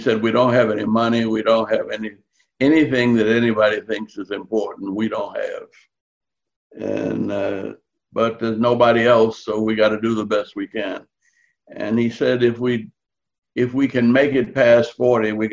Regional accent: New Orleans, Louisiana, United States; I grew up in New Orleans with an Irish grocery store on one corner

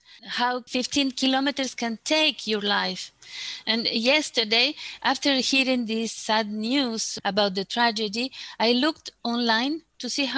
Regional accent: Bolivia; now in Geneva, Switzerland; I'm from Bolivia.

